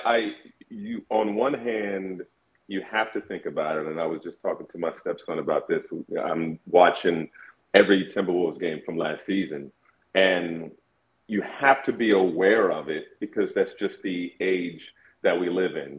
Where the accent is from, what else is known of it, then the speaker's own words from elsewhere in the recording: Indianapolis, Indiana, United States; moved away as an adult; also born or lived in Brooklyn; now in Minnesota, United States; I grew up in Indianapolis, went to school there, went to college there